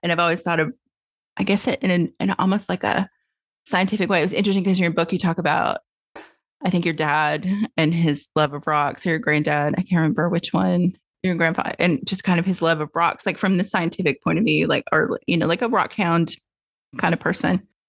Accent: Tennessee, United States; moved away as an adult; now in California, United States; I grew up in Tennessee

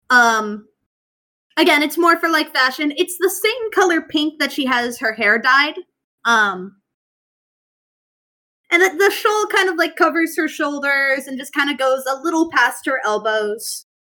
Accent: West Virginia, United States; Yeah, no, we're from West Virginia. Dad had to move for work.

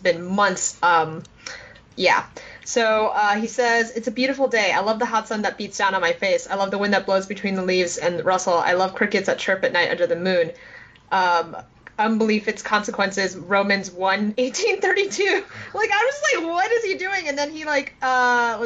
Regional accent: New York City, New York, United States; growing up in New York City

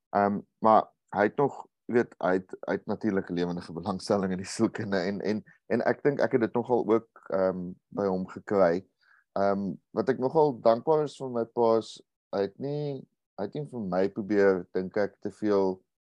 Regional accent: Uitenhage, Eastern Cape, South Africa; ek het groot geword in in Uitenaag

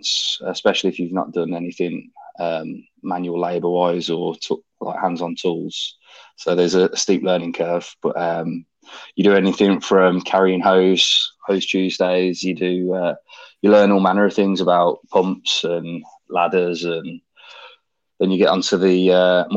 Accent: Birmingham, West Midlands, United Kingdom; moved away; I grew up in a place called Norfield in Birmingham.

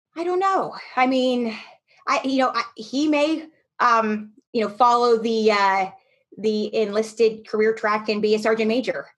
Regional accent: Camp Hill, Pennsylvania, United States; moved away; I grew up in Pennsylvania in a little town outside of Harrisburg called Camp Hill

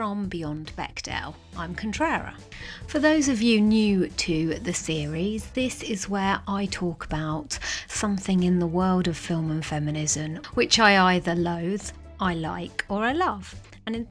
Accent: United Kingdom; I am British

